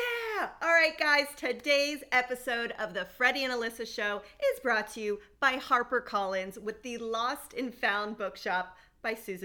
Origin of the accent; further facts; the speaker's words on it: South Florida, United States; growing up in South Florida, we were way closer to the coast